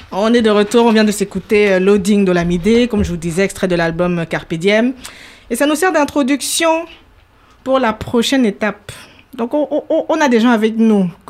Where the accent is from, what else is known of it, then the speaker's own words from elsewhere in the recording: Cameroon; Je suis camerounaise, mais je réclame les papiers ivoiriens